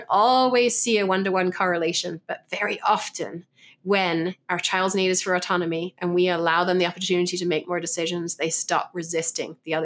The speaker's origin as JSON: {"language": "English", "region": "England", "country": "United Kingdom", "moved": "yes", "said": "I'm English"}